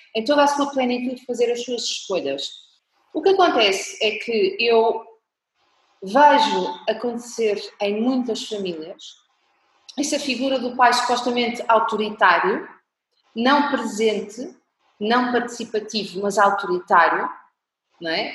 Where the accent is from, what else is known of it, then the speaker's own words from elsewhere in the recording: Portugal; Eu sou portuguesa, nós aqui em Portugal